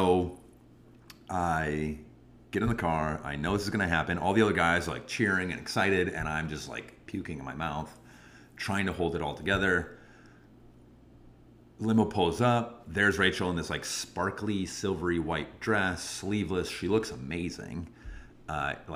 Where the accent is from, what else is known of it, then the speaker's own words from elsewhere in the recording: Wisconsin, United States; I hope I can be a good Wisconsin guy for you